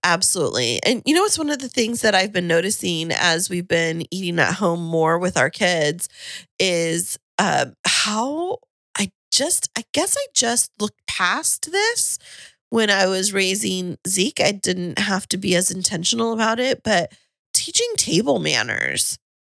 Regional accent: Kingsburg, California, United States; moved away; where I grew up in Kingsburg

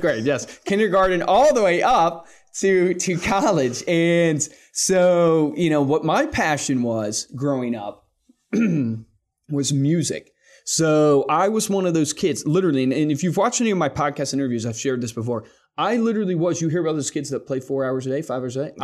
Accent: Central Virginia, United States; also born or lived in Fort Worth, Texas; I was born in Fort Worth, lived there for a year, then grew up that. in Central Virginia because my dad is a pastor

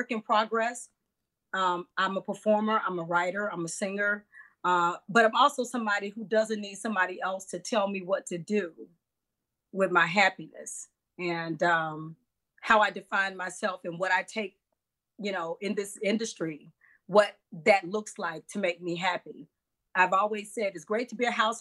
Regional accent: Monroe, Louisiana, United States; moved away as an adult; now in Chicago, United States; We grew up in Monroe

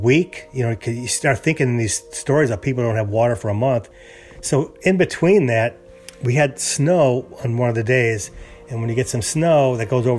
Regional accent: Chicago, Illinois, United States; moved away as an adult; also born or lived in California; now in Houston, United States; I'm originally from Chicago, and we lived there many years.

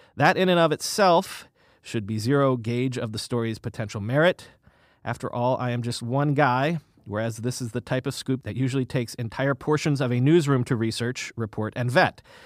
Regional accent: the South, United States; also born or lived in Northeast US; now in New York, United States; I grew up in the South

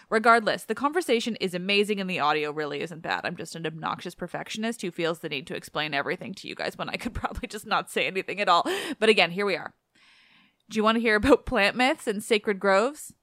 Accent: Vancouver Island, British Columbia, Canada; where I grew up on Vancouver Island

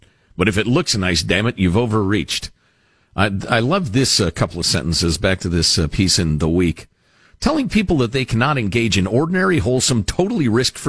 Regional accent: Michigan, United States; To which the answer in my home state of Michigan and many others throughout the country is, please, you scofflaws, try an approved activity instead

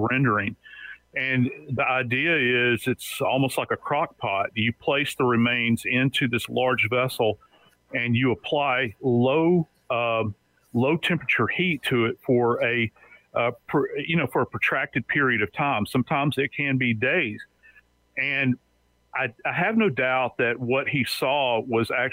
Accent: New Orleans, Louisiana, United States; moved away; I'm from New Orleans originally.

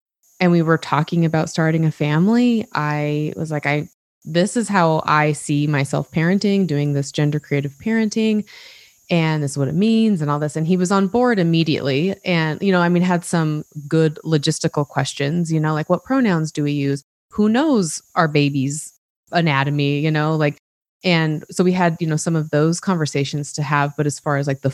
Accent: Utah, United States; I grew up in Utah. I still live in Utah

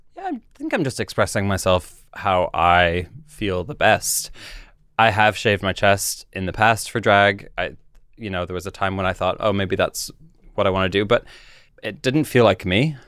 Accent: Canada; moved away as an adult; now in London, United Kingdom; I grew up in Canada. I moved when I was, uh, in my twenties to London.

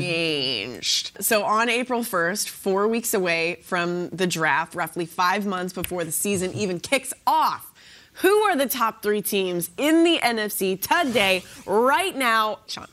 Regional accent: Canada; moved away; I'm from Canada

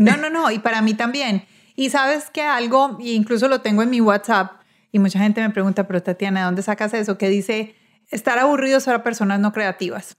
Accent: Medellín, Antioquia, Colombia; los que estamos, vivimos y este, crecimos en Medellín

